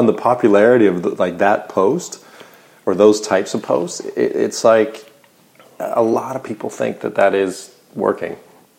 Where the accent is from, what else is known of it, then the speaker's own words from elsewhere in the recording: Canada; I'm Canadian, yeah.